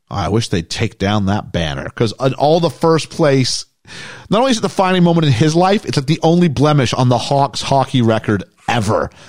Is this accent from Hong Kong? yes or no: no; England, United Kingdom; I was from England, so I couldn't skate worth a lick.